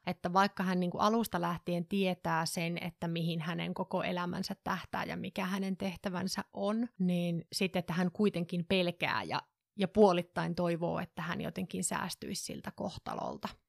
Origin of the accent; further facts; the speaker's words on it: northern Finland, Finland; mä oon pohjoisesta kotoisin